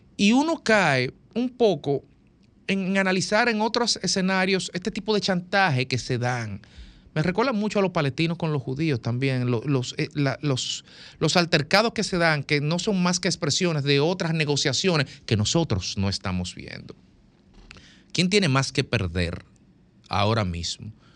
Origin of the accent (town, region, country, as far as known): Dominican Republic